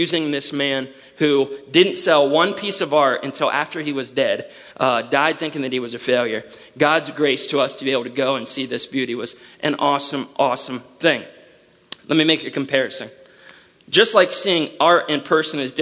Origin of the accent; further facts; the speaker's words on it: United States; as an American